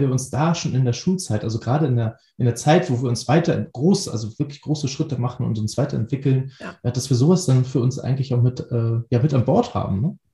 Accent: Hamburg, Germany; Ich als Hamburger

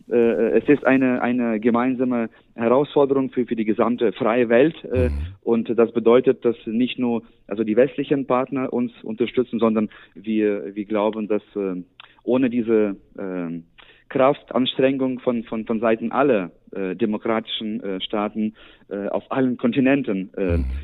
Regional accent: Ukraine; now in Germany; dass wir hier in Deutschland noch äh, etwas für, für meine Heimat äh, erreichen können

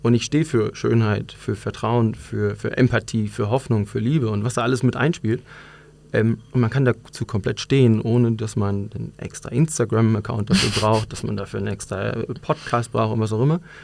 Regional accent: North Rhine-Westphalia, Germany; moved away as an adult; now in Munich, Germany; ich bin eigentlich in NRW groß geworden

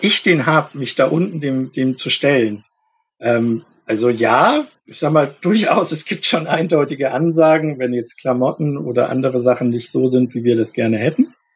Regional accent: Munich, Bavaria, Germany; moved away as an adult; also born or lived in Berlin; now in Hamburg, Germany; Ich bin in München geboren und aufgewachsen

